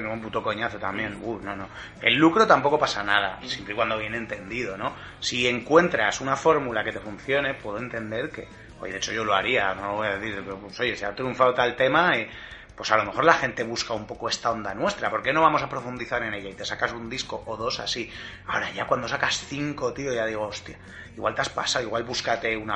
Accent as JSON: {"language": "Spanish", "town": "Madrid", "region": "Community of Madrid", "country": "Spain", "tie": "born or raised there", "said": "soy, vivo vivido en Madrid toda la vida, soy madrileño."}